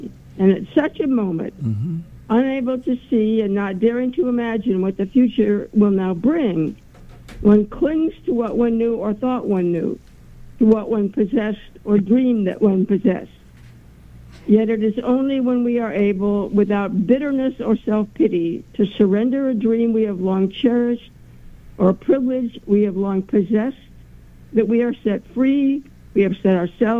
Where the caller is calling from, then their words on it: Haverstraw, New York, United States; Hi, I'm calling from Haverstraw.